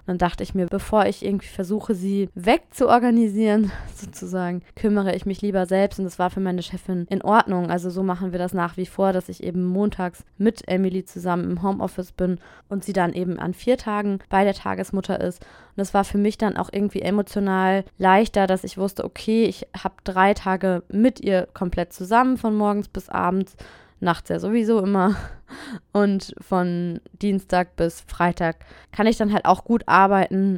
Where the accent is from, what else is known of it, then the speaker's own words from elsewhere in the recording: Germany; moved away as an adult; now in Nanterre, France; als Deutsche